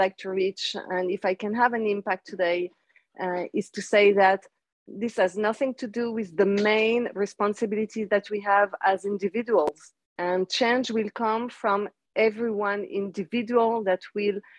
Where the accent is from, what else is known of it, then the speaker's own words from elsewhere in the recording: France; now in Israel; I was born in France